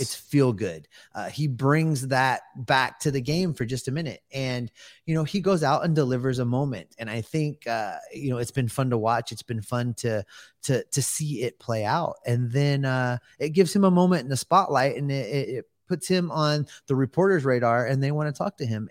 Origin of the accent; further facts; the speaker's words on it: United States; I'm American.